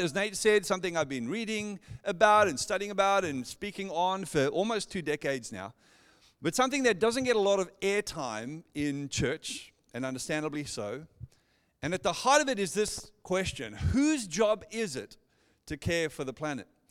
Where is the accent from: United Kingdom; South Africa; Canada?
South Africa; Johannesburg, Gauteng; moved away as an adult; now in Perth, Australia; born and raised in Johannesburg, South Africa, and moved here in, oh, two thousand seven with my wife